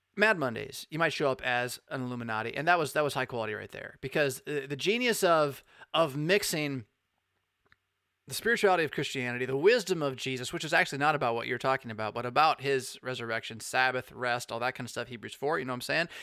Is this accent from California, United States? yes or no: yes; California, United States; I am from Cali